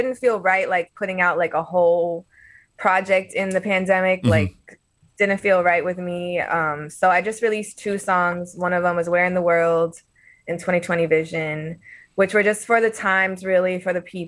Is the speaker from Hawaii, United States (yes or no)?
no; California, United States; now in Boston, United States; when I came to Boston, like I came from Southern California, but like the diversity in the city of Boston was so fresh and new for me.